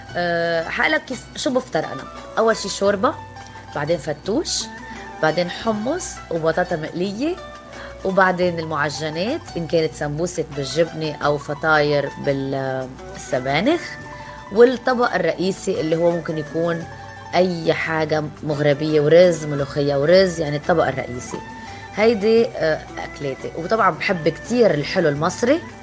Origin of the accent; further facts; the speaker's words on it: Lebanon; also born or lived in Beirut; now in Egypt; أنا لبنانية